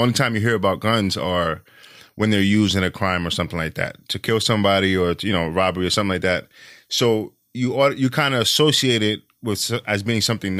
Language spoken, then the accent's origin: English; New York City, New York, United States; I'm from New York City, and I think, you know, it's mostly like a liberal city.